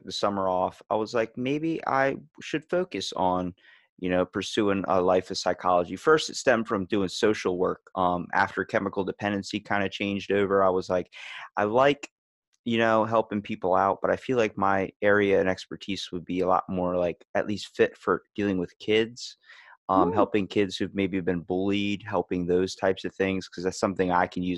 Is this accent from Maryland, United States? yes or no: yes; Ocean City, Maryland, United States; I'm from Maryland, Ocean City